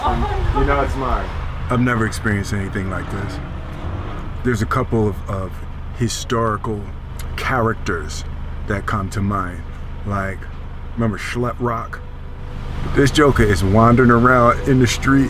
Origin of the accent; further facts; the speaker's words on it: Philadelphia, Pennsylvania, United States; moved away; when I grew up in Philly